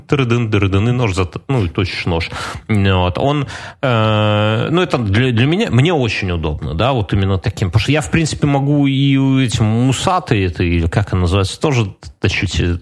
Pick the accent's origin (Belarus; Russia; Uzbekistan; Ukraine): Belarus